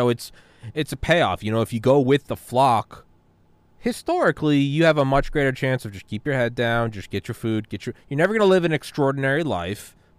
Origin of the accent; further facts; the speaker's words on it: New England, United States; I'm from New England.